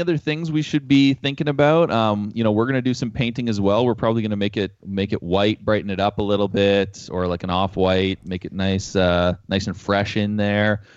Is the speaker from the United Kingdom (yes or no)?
no; Canada; We're from Canada.